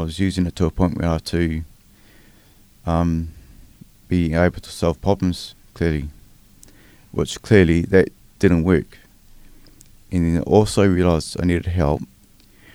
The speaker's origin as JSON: {"language": "English", "region": "Wellington", "country": "New Zealand", "tie": "born or raised there", "also_born_or_lived": "Porirua", "moved": "as an adult", "lives_now": "Christchurch, New Zealand", "said": "I'm a Wellingtonian. So I grew up in Wellington. I lived there till I was about 37. And then I moved down to Christchurch."}